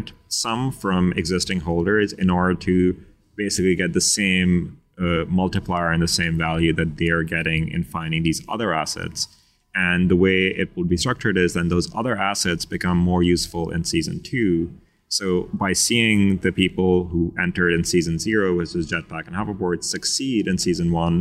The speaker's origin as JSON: {"language": "English", "country": "Pakistan", "said": "I'm from Pakistan"}